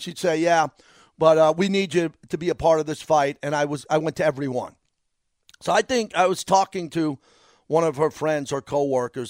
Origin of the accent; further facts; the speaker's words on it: Massapequa, New York, United States; I'm from Massapequa, five minutes away from where I grew up